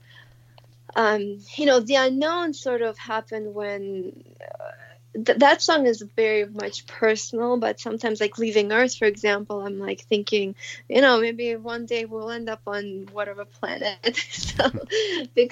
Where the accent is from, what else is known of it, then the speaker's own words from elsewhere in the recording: Moscow, Russia; moved away; I grew up in Moscow, so it's, like, part of the culture